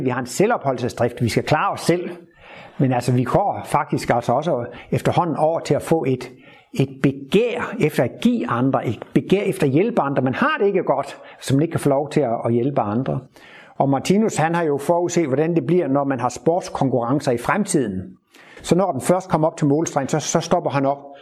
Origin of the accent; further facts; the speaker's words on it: Horsens, Central Denmark Region, Denmark; moved away; der, hvor jeg kommer fra, nede ved Horsensegn som barn